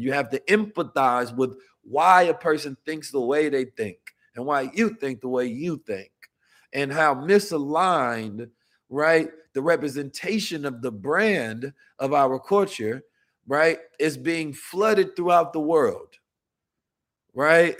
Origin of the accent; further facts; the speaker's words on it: United States; being an American man